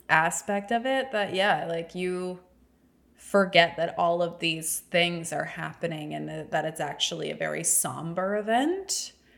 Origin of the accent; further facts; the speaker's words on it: the South, United States; Growing up in the South